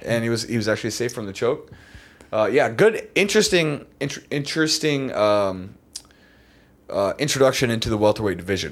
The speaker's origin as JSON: {"language": "English", "region": "West Virginia", "country": "United States", "said": "I'm from West Virginia. That is some rural ass hillbilly shit"}